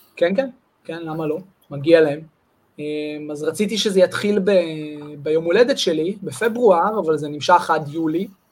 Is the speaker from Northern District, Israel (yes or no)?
yes; Amir, Northern District, Israel; moved away as an adult; also born or lived in Holon / Jerusalem / Jezreel Valley / Wingate Institute; נולדתי בחולון, אבל גדלתי בקיבוץ אמיר מגיל שלוש, אמיר זה ליד כפר בלום, ליד קריית שמונה